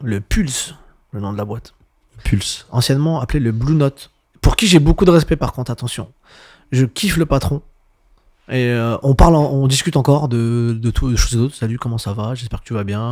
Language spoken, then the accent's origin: French; Montreuil, Île-de-France, France; je viens de Montreuil